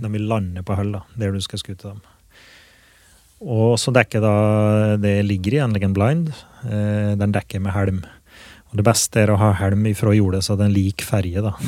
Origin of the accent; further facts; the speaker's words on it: Åsnes, Innlandet, Norway; now in Grua, Norway; jeg er fra Åsnes som bor i Grua